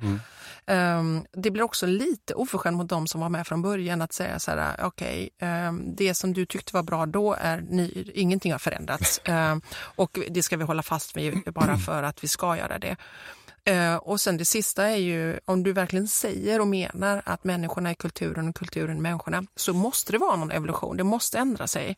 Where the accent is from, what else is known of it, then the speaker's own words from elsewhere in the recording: Gothenburg, Västra Götaland, Sweden; accent: Gothenburg dialect; som vi säger på göteborgska